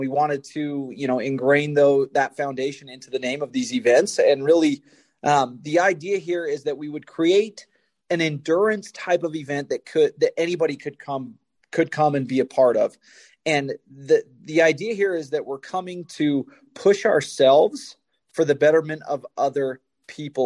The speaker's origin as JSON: {"language": "English", "town": "Spanish Fork", "region": "Utah", "country": "United States", "tie": "born or raised there", "said": "Spanish Fork, Utah, my hometown."}